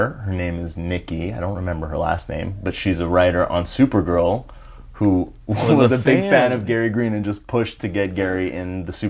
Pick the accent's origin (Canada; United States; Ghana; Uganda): Canada; And I'm Canadian.